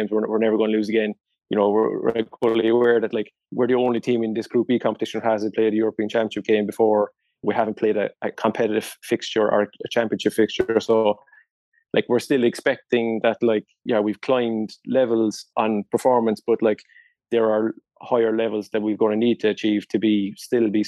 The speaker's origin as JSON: {"language": "English", "country": "Ireland", "said": "culturally as Irish people"}